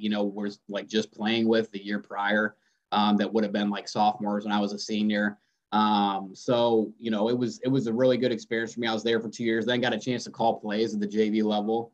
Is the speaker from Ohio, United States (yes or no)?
yes; near Bowling Green, Ohio, United States; also born or lived in Rochester, Michigan; went to Bowling Green State University, transferred there, and which is about 20 minutes from my hometown